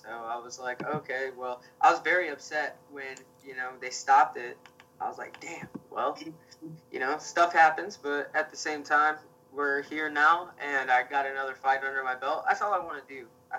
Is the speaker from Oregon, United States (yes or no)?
no; Indiana, United States; I'm a good old Indiana boy, man. I'm from the Indiana.